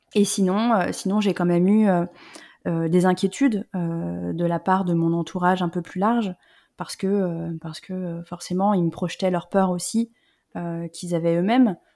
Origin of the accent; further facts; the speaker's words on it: Lyon, Auvergne-Rhône-Alpes, France; moved away; also born or lived in Paris / south-west France; je suis pas parisienne, moi je viens de la région Rhône-Alpes, euh, je suis née à Lyon.